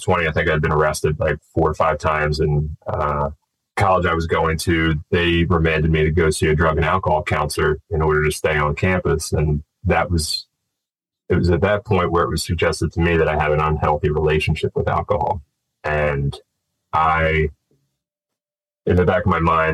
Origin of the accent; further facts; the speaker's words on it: Glenside, Pennsylvania, United States; I grew up just outside of Philadelphia, in Glenside